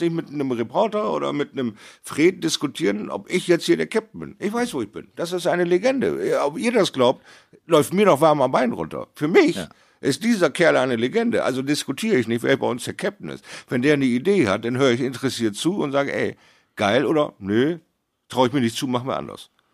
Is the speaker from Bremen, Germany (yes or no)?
yes; Bremerhaven, Bremen, Germany; in meiner Heimatstadt Bremerhaven